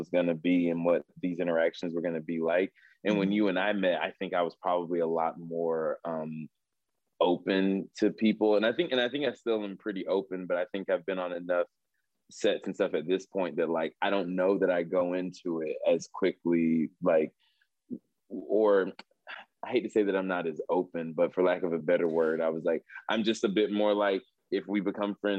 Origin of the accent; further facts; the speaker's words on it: North Carolina, United States; moved away; I'm from North Carolina